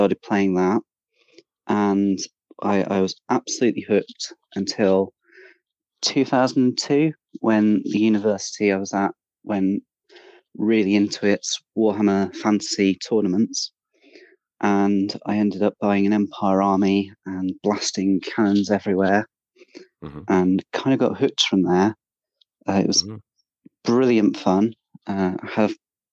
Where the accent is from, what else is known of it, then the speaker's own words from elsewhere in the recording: Oxford, South East England, United Kingdom; I'm from Oxford in the United Kingdom.